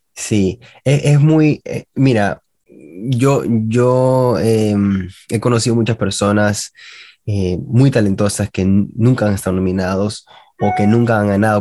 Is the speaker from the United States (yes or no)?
yes; Miami, Florida, United States; also born or lived in Peru; a los dos años llegué a la ciudad de Miami y he estado acá hasta ahorita que tengo 35 ya